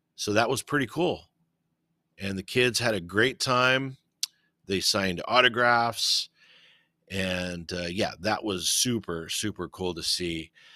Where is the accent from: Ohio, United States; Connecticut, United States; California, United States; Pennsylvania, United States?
California, United States; I was born and raised in Cali, and, uh, I can't see myself living anywhere else